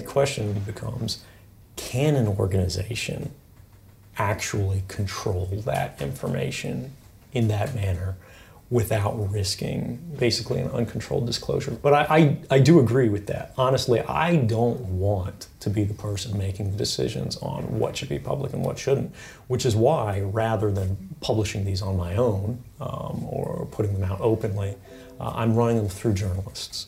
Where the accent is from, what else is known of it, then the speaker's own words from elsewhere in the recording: Fort Meade, Maryland, United States; also born or lived in Elizabeth City, North Carolina; I spent most of my time growing up around, uh, Fort Meade in Maryland.